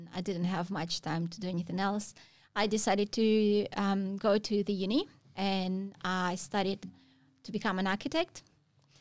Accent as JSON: {"language": "English", "country": "Russia", "tie": "born or raised there", "moved": "as an adult", "said": "I grew up in Russia. We don't have any waves back home"}